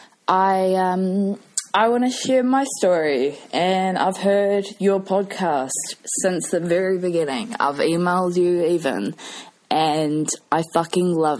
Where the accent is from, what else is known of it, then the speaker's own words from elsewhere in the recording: New Zealand; also born or lived in United Kingdom; I'm from New Zealand, as you can probably gather. I lived in the UK for a year and 9 months